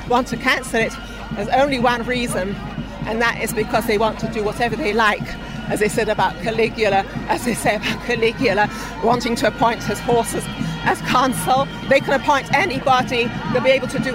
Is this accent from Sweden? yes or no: no; London, United Kingdom; now in Israel; Originally from London, but I've been here for about 50 years